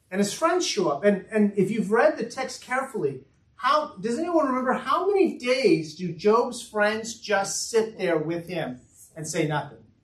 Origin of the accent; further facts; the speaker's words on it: United States; I'm an American